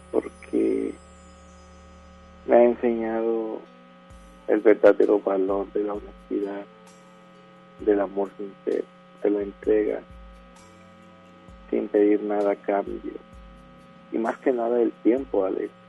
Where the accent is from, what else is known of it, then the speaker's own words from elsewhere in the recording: Villahermosa, Tabasco, Mexico; now in Monterrey, Mexico; De aquí, de Monterrey, soy originario de Villahermosa, Tabasco.